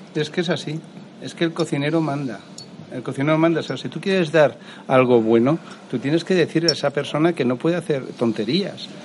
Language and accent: Spanish; Valencian Community, Spain; soy valenciano, eh, productor, mi familia es productora de arroz